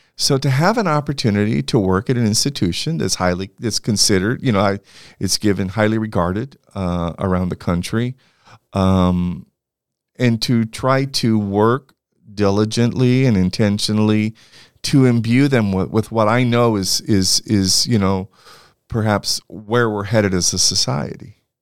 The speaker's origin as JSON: {"language": "English", "town": "Santa Barbara", "region": "California", "country": "United States", "tie": "born or raised there", "said": "I grew up in Santa Barbara, California"}